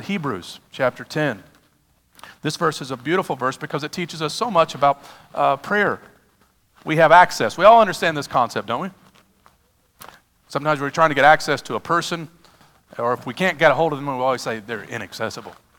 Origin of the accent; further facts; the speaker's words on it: United States; I'm an American